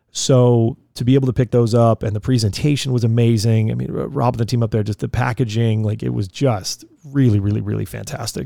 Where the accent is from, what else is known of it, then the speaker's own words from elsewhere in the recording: Colorado, United States; moved away; I spent a lot of my years growing up in Colorado